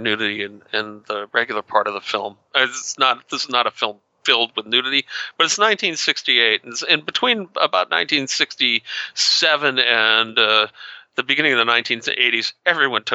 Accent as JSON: {"language": "English", "region": "New England", "country": "United States", "tie": "born or raised there", "said": "I grew up in New England"}